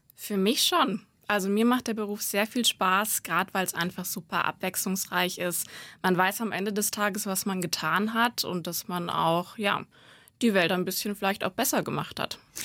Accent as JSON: {"language": "German", "town": "Gotha", "region": "Thuringia", "country": "Germany", "moved": "yes", "said": "aus Thüringen, aus Gotha"}